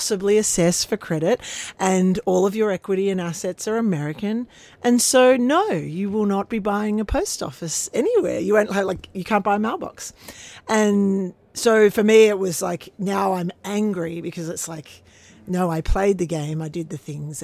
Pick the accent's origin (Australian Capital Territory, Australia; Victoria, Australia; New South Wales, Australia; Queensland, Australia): Australian Capital Territory, Australia; Canberra; also born or lived in Yass; I grew up in Canberra, went to boarding school in Yass